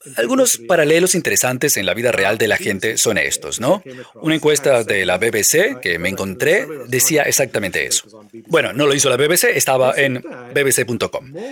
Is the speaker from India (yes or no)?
yes; India; moved away; Donde yo crecí en la India